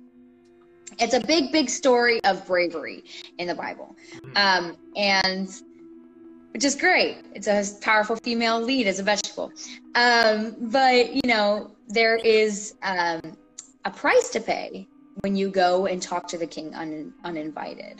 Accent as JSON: {"language": "English", "region": "Southeast", "country": "United States", "tie": "born or raised there", "said": "I grew up in the Southeast"}